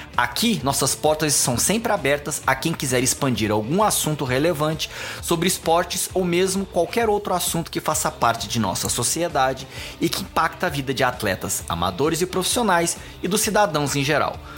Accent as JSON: {"language": "Portuguese", "town": "Goiânia", "region": "Goiás", "country": "Brazil", "tie": "born or raised there", "moved": "yes", "lives_now": "São Paulo, Brazil", "said": "Eu sou uma pessoa que nasci aqui em São Paulo, fui morar em Goiânia."}